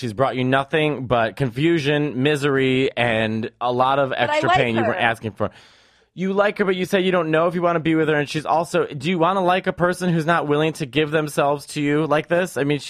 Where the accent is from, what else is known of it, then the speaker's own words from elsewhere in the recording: Maine, United States; And you know what else? I'm from Maine.